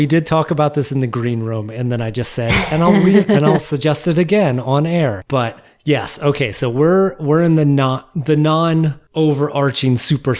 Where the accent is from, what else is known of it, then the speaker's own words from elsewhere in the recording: Philadelphia, Pennsylvania, United States; my hometown of Philly.